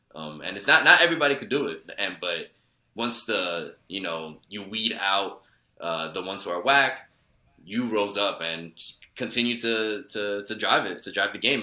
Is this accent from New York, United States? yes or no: yes; New York City, New York, United States; I grew up in Woodside